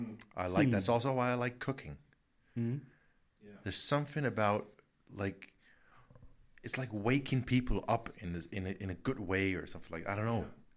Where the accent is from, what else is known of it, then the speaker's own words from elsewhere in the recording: Horsens, Central Denmark Region, Denmark; accent: American; I'm from originally a tiny town, same size as this, where we're in Kolding. Yeah. It's called Horsens.